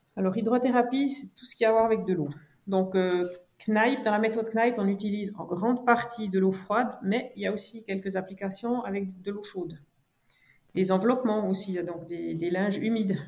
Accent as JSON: {"language": "French", "area": "French-speaking Switzerland", "region": "Romandy", "country": "Switzerland", "tie": "born or raised there", "said": "je suis née en Suisse romande, donc du côté francophone. Mes parents sont de germanophone, mais moi, je suis née ici en Suisse romande"}